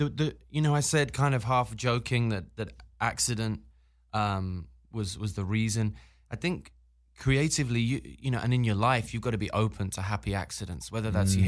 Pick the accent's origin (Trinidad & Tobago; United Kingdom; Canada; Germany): United Kingdom; Birmingham, West Midlands; now in Los Angeles, United States; I'm from England. But where? I'm from Birmingham, England.